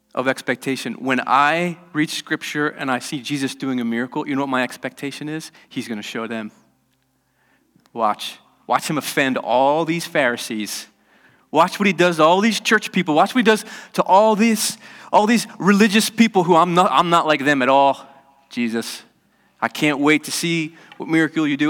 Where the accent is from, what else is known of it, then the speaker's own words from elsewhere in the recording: United States; I'm American